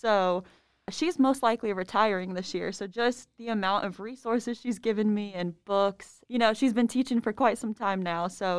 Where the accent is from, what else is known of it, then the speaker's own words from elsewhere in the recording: Fort Wayne, Indiana, United States; My graduating class was like 600. I'm from Fort Wayne, Indiana.